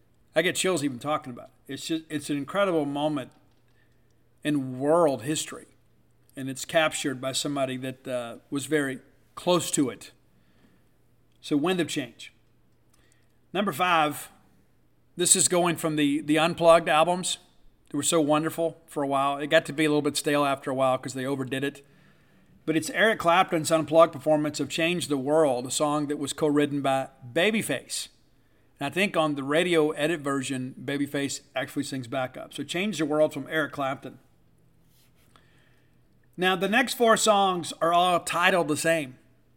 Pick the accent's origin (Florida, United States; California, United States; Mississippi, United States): Mississippi, United States; South; I am a Mississippian, born and raised in Mississippi, I live here. I left and moved back because I love all of you, and I wanted to be close to Mississippi State and to my Mississippi family.